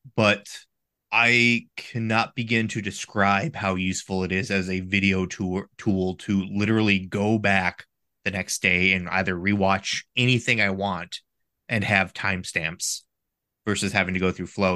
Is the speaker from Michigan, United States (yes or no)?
yes; Michigan, United States; I'm from Michigan, the state of college hockey